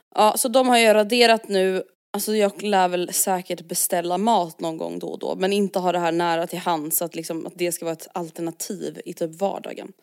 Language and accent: Swedish; Stockholm, Stockholm County, Sweden; vi är uppvuxna i Stockholm